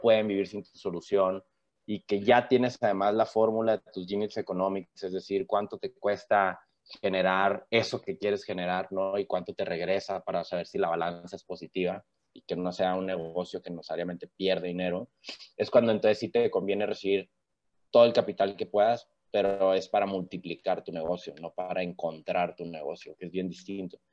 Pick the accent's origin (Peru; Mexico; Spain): Mexico; soy mexicano